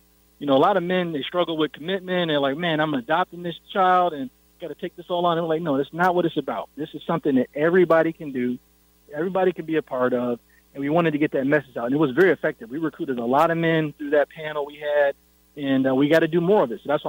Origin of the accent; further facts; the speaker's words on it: Syracuse, New York, United States; that's not what I saw growing up in Syracuse, New York.